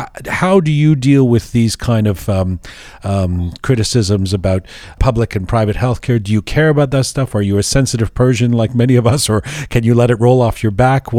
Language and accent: English; England, United Kingdom; accent: American Canadian; moved away; I grew up in England. It was drilled into me from when I was a kid, the importance of the NHS.